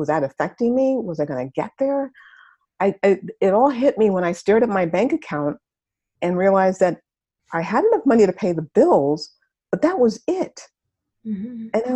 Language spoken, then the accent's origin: English; New York City, New York, United States; I grew up in Harlem. I wasn't in exactly the best neighborhood. Harlem is in New York